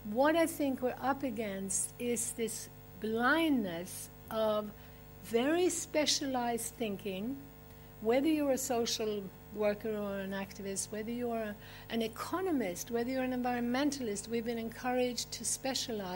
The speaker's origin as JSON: {"language": "English", "country": "Sweden", "moved": "yes", "said": "I'm originally from Sweden"}